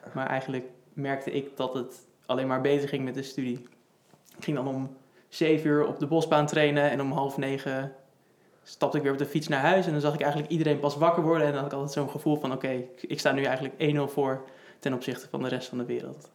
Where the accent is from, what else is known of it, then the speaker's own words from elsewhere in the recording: Houten, Utrecht, Netherlands; moved away as an adult; now in Amsterdam, Netherlands; Ik kom uit Houten, geboren in Houten en ik woon nu in Amsterdam